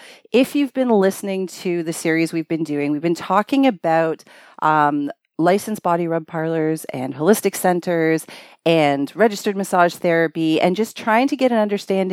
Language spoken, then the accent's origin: English; Scarborough, Ontario, Canada; My hometown.